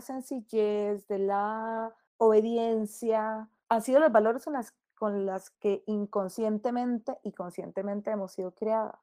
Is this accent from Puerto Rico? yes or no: no; Costa Rica; En Costa Rica nosotras que somos hijos predilectos de la Virgen de los Ángeles